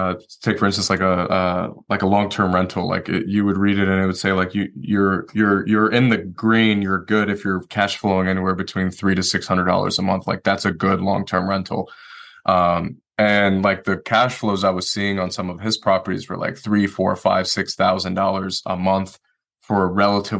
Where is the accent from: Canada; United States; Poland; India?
United States; Detroit, Michigan; moved away as an adult; now in Asheville, United States; I'm originally from Detroit, Michigan. So I moved here the day I got out of the Marine Corps